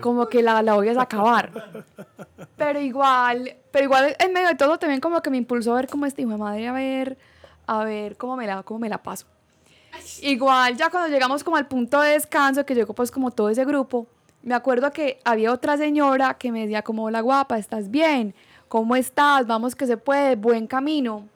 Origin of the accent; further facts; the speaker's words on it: Colombia; moved away as an adult; en Bucaramanga o en Colombia, nuestro país de origen